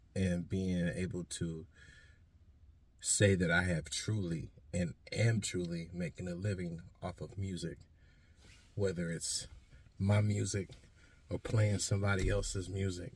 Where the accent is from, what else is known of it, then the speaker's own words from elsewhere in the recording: Stockton, California, United States; moved away as an adult; also born or lived in Portland, Oregon; I'm originally, like I said, from Stockton, California, Southside. You feel me? Uh, grew up out there, and yeah, I moved out here in 2007.